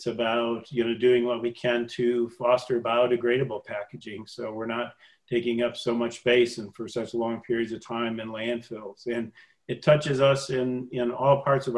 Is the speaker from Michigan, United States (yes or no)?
yes; Michigan, United States; We're both from Michigan